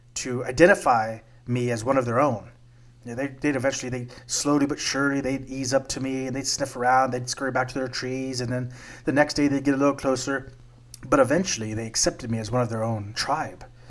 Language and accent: English; South Texas, United States; Growing up in South Texas, I used to have a tree in the backyard